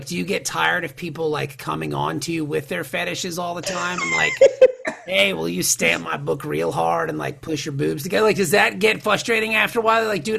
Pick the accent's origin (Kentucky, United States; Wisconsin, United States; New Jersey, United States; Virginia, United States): Virginia, United States; Norfolk; moved away as an adult; now in Cincinnati, United States; I grew up in Norfolk, Virginia